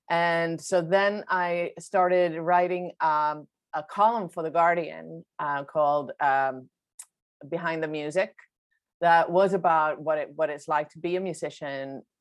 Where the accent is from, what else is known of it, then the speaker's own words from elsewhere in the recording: Sweden; English is a second language; moved away as an adult; also born or lived in New York; Um, so, I'm uh, from Sweden originally. I grew up and I'm born and raised in Sweden.